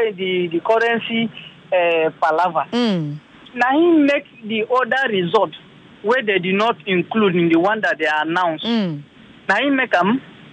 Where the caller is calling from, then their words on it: Lagos, Nigeria; I'm calling from Ikoyi.